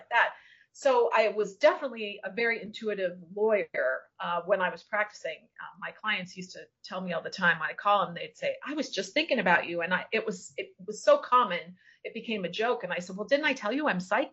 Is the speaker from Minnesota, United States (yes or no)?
yes; Minnesota, United States; also born or lived in California / Florida; now in Isla Mujeres, Mexico; I'm from Minnesota